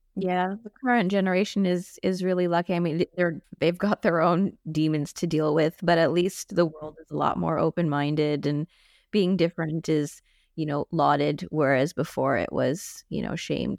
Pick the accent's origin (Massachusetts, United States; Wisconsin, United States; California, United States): Massachusetts, United States; Boston; I grew up in Boston in a family that very much pressed our Asianness